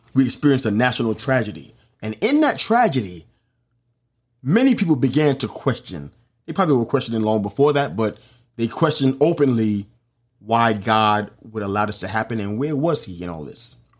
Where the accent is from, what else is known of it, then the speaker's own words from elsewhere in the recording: New York City, New York, United States; it happened in my hometown